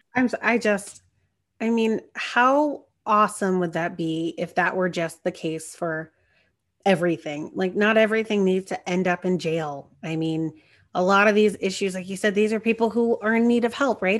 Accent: Marietta, Georgia, United States; my hometown, you know, down in Marietta

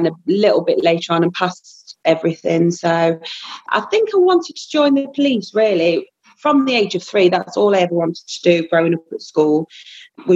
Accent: Mansfield, East Midlands, United Kingdom; I'm from Mansfield in Nottinghamshire. I came from a family where my mum was a single parent and got two siblings, so we didn't really have a great deal growing up

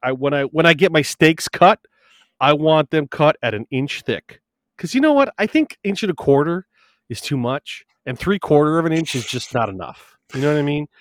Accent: Wisconsin, United States; I'm coming from Wisconsin

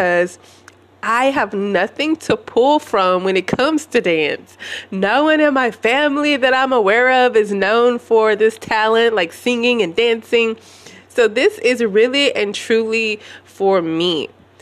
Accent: United States; growing up in America

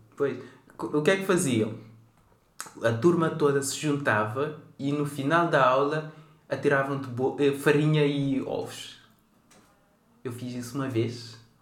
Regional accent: Cape Verde; now in Portugal; Eu nasci em Cabo Verde

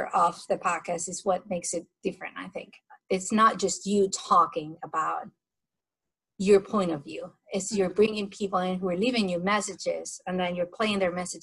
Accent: Spain; moved away; I'm from Spain, from Europe.

